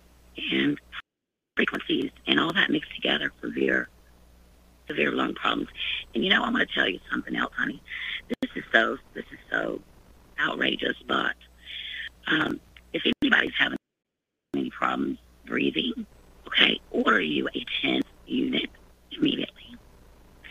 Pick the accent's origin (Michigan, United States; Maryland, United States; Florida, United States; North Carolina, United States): Florida, United States; now in Ohio, United States; I'm from Florida, but I'm in Ohio now